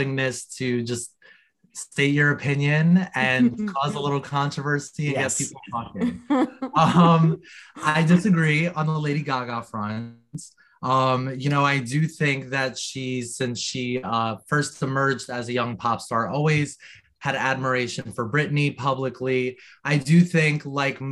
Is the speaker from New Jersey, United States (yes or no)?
yes; New Jersey, United States; I'm from New Jersey, proudly, still